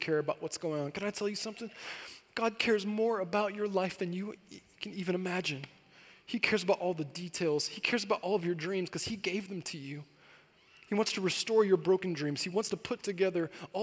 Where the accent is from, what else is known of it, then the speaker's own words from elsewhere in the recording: Corona, California, United States; moved away as an adult; also born or lived in Temecula Valley; now in Temecula, United States; I grew up in Corona, and I had moved out here to the Temecula Valley